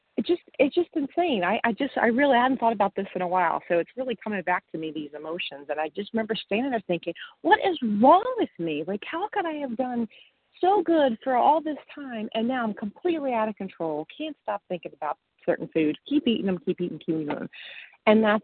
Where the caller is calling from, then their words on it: Western Massachusetts, United States; I'm calling from Western Massachusetts